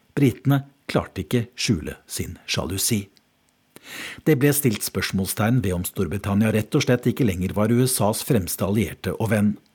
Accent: Norway; moved away as an adult; now in London, United Kingdom; jeg er fra Norge

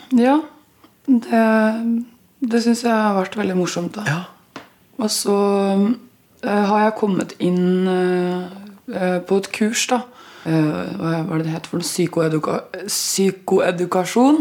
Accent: Østfold, Norway; accent: Østfold dialect; Jeg merker at uh, den Østfold-dialekta sitter ganske hardt inne

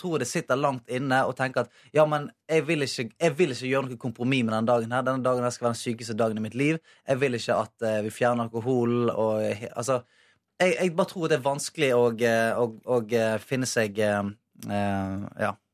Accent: Bergen, Vestland, Norway; moved away; bodd hjemme i Bergen

